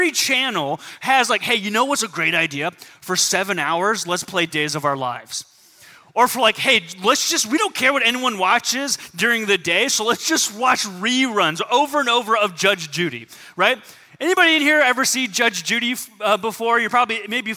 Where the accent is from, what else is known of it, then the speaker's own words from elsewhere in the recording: Southern California, United States; growing up in Southern California